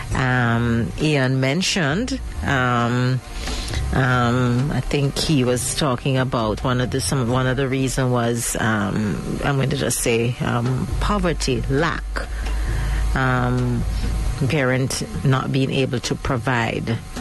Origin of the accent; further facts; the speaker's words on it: Jamaica; as Jamaican um, women